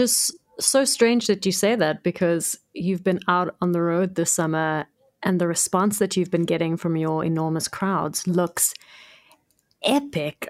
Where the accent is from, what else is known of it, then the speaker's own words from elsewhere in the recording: Cape Town, Western Cape, South Africa; also born or lived in Johannesburg; I was born in Cape Town, grew up in Cape Town, lived here my whole life